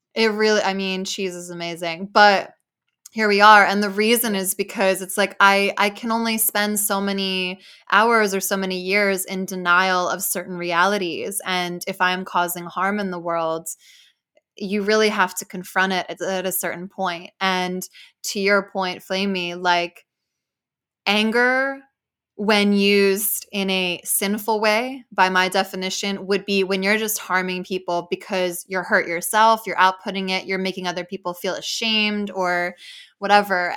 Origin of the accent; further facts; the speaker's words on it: New Jersey, United States; I grew up like in Jersey with like a pretty diverse community of people.